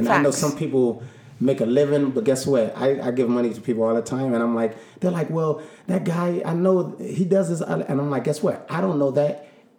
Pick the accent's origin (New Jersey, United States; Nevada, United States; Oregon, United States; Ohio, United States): Oregon, United States; Lake Oswego; You know, I grew up in Lake Oswego and went to Arizona State and then worked for Nike and had my own strawberry tree in the backyard.